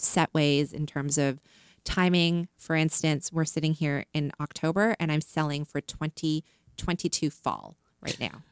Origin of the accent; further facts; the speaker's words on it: Canada; moved away as an adult; also born or lived in China; I'm Canadian, so I always, I always led with being Canadian first, being from Canada